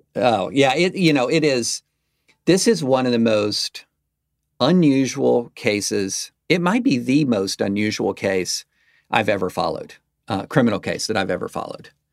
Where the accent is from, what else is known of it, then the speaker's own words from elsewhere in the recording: the South, United States; as a lifelong South, as a Southerner